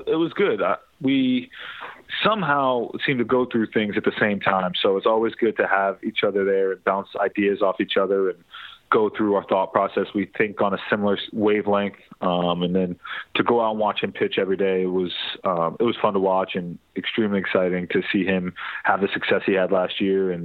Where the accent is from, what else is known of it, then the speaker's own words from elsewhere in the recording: Long Island, New York, United States; moved away; growing up in New York, my dad kind of forced me to be a Yankee fan